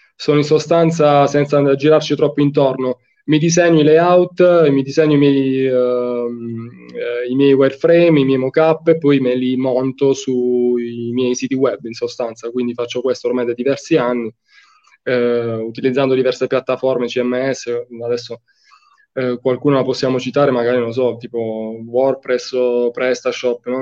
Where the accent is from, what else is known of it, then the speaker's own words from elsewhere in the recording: Fasano, Apulia, Italy; Io sono di Fasano, in provincia di Brindisi